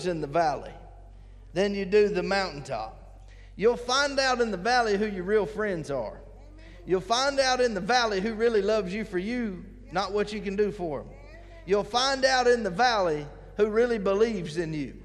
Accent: United States; we as American Christians

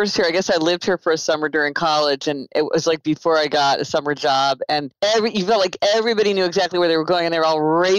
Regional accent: Kansas City, Missouri, United States; moved away as an adult; also born or lived in New Haven, Connecticut; now in New York City, United States; I'm from Kansas City, Missouri, so sometimes it's kind of hard for me to realize that I actually live in New York City

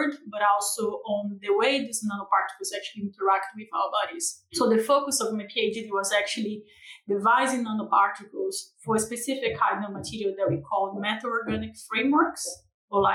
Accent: Brazil; accent: tropical; moved away as an adult; now in United Kingdom; I'm from Brazil. So I originally moved to the UK in 2017

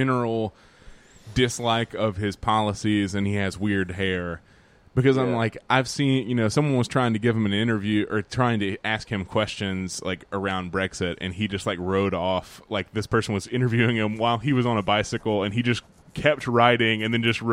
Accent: Alabama, United States; two dudes from Alabama

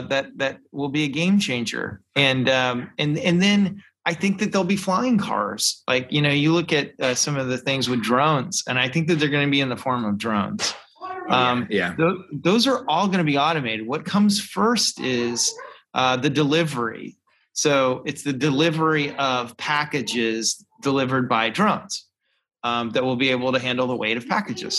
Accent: the South, United States; growing up in the South

